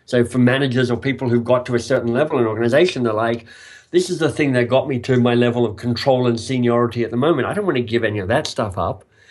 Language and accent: English; Australia; moved away as an adult; also born or lived in England; now in Toronto, Canada; I am a Australian.